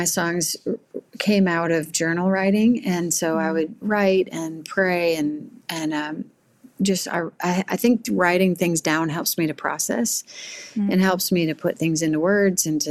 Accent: Missouri, United States; now in Nashville, United States; I grew up originally in Missouri

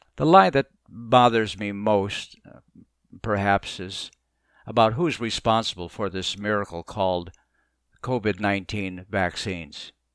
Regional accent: Mesa, Arizona, United States; moved away as an adult; also born or lived in Boston, Massachusetts; now in Florida, United States; I grew up in Mesa, Arizona

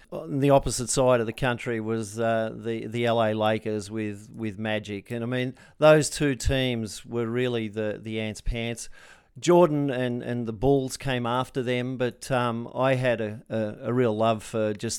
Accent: Castle Hill, New South Wales, Australia; Yeah, so six kids, Castle Hill area.

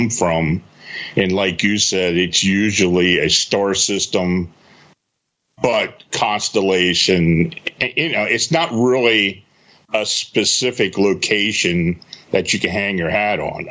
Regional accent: Gettysburg, Pennsylvania, United States; I was born and raised near the Gettysburg battlefield, spent a lot of time there as a kid

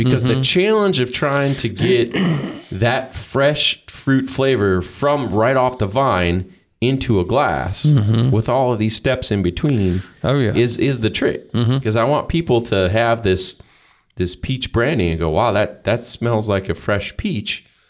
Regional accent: Iowa, United States; I'm from Iowa.

